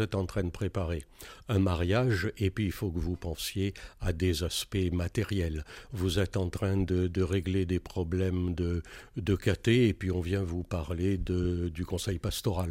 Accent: Valence, Auvergne-Rhône-Alpes, France; also born or lived in Algiers, Algeria; je suis né à Alger et mes parents m'ont fait rentrer en 62 parce que j'étais petit. Et depuis ce temps-là, eh ben, je suis dromois et en particulier donc de Valence

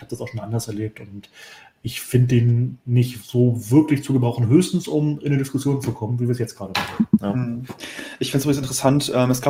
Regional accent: Hamburg, Germany; weil als Hamburger kenne ich den ja noch ganz gut als Bürgermeister

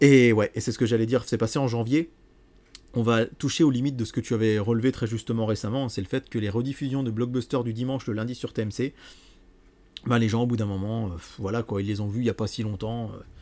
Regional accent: Bourbon-Lancy, Bourgogne-Franche-Comté, France; chez nous, à Bourbon-Lancy

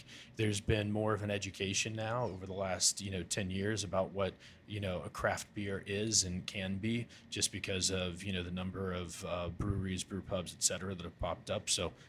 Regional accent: Ohio River Valley, United States; growing up in the Ohio River Valley and around that area, it was something that I thought would be, you know, awesome to bring back.

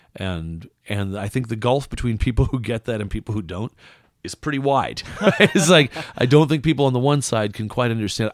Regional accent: West Coast, United States; born or raised there; moved away; also born or lived in Iowa

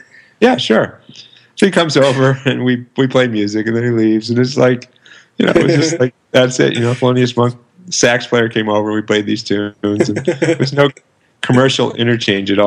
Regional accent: Detroit, Michigan, United States; moved away as an adult; also born or lived in Massachusetts / New York City; I grew up in Detroit. I went to school in Massachusetts and then moved from there to New York City.

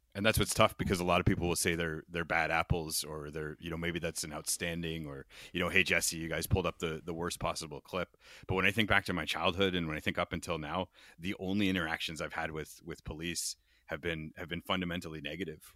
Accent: London, Ontario, Canada; I grew up in Julian Fantino's London, and it was right around the time that Dudley George died in Ipperwash

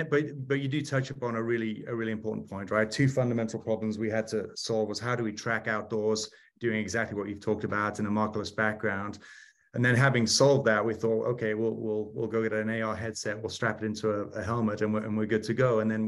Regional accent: United Kingdom; now in United States; Started out as a Brit pilot and then came over to the US

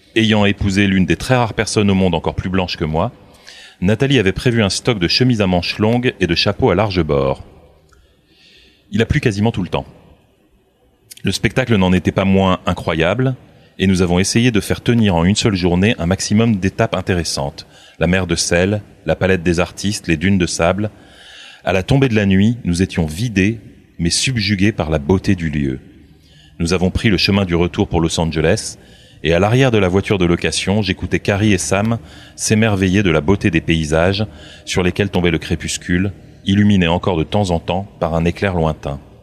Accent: Burgundy, Bourgogne-Franche-Comté, France; j'ai grandi en Bourgogne

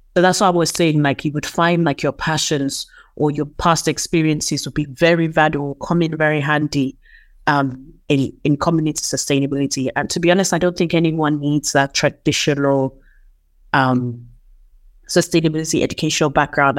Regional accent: Nigeria; moved away; also born or lived in United Kingdom; I'm from Nigeria.

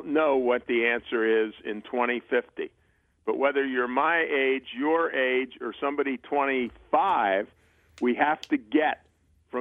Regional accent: Baltimore, Maryland, United States; I grew up in Baltimore

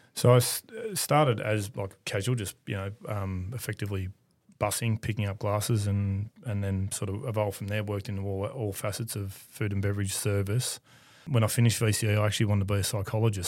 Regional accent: Melbourne, Victoria, Australia; I grew up in Ascot Vale

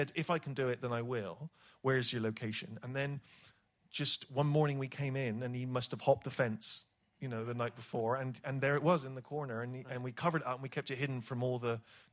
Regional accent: Bristol, South West England, United Kingdom; accent: West Country; when I was a kid growing up in Bristol

